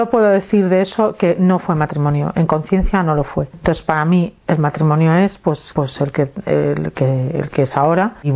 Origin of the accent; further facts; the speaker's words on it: Málaga, Andalusia, Spain; moved away; yo salí de Málaga para meterme en Malagón